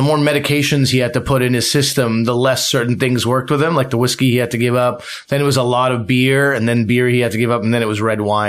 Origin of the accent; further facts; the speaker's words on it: New Brunswick, Canada; born there; parents came here, it was like they came to New Brunswick originally, and that's where I was born. I was born in New Brunswick.